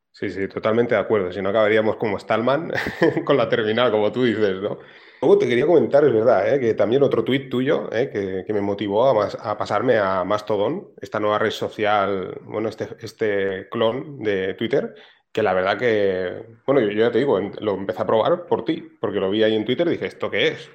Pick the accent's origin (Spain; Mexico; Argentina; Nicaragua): Spain; Barcelona, Catalonia; yo soy de aquí de Barcelona